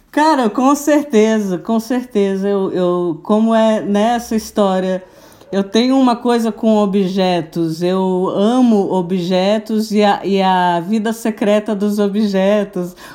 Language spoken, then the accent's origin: Portuguese; Brasília, Federal District, Brazil; born there; now in Florianópolis, Brazil; Eu sou, eu sou brasiliense, sou nascida em Brasília.